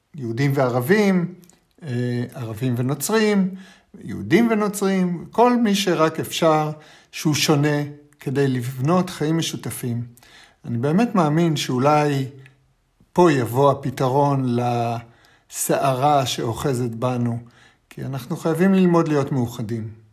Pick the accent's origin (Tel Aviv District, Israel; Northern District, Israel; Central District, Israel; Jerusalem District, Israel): Tel Aviv District, Israel; Holon; אני גדלתי, את יודעת, בחולון